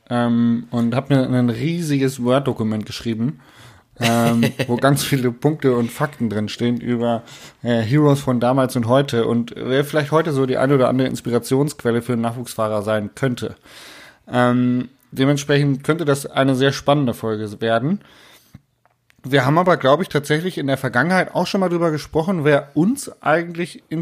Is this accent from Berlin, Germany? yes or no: no; Munich, Bavaria, Germany; sondern als Münchner.